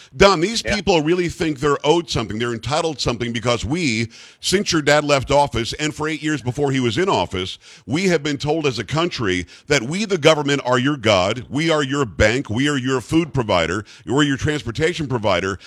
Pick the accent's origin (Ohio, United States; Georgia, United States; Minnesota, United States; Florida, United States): Florida, United States; Palm Beach County; I grew up in Palm Beach County, Florida